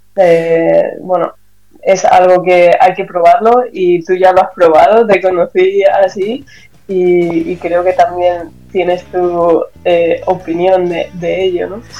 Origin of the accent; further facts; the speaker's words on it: Almansa, Castilla-La Mancha, Spain; moved away as an adult; also born or lived in Germany; en el Centro Joven de Almansa, de donde soy yo